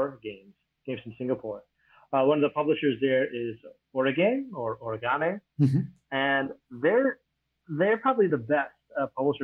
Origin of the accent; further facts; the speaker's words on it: United States; moved away as an adult; now in Taiwan; I come from America